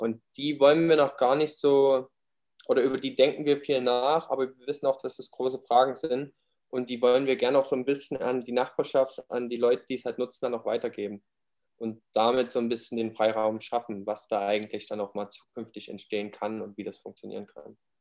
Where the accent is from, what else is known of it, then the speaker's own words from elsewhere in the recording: near Leipzig, Saxony, Germany; Ich bin auch aus der Nähe von, in der Nähe von Leipzig aufgewachsen, in der Kleinstadt